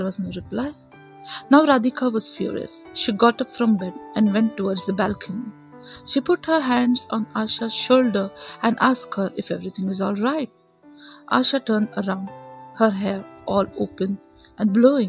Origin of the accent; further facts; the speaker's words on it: Dombivli, Maharashtra, India; I am from Thane, Dombivli